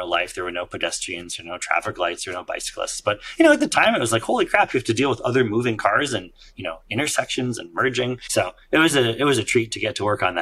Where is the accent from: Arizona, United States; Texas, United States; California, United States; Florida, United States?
California, United States; Silicon Valley; I grew up in Silicon Valley